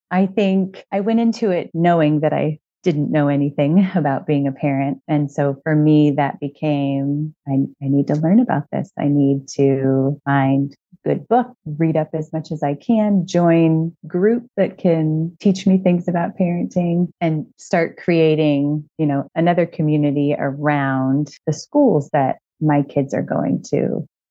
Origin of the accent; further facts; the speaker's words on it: Moreno Valley, California, United States; in Southern California in a town called Merino Valley.